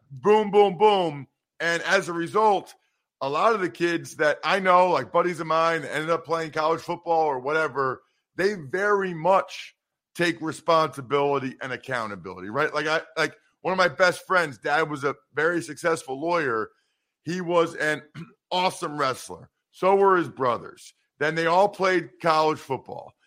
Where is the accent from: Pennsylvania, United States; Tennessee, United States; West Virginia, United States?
Pennsylvania, United States; Wyomissing; So I grew up in Wyomissing, Pennsylvania